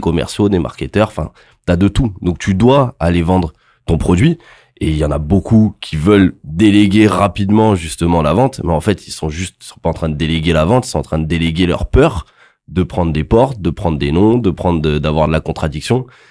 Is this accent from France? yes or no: yes; Montpellier, Occitania, France; je viens de Montpellier